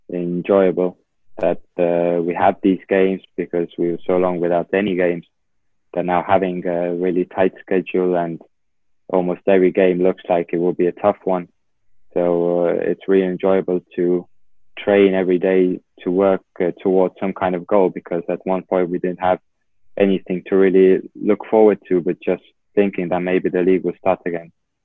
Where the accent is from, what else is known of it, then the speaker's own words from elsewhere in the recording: England, United Kingdom; now in Estonia; when I moved from England to Estonia, I started playing midfield because in England, I was playing left back at Watford.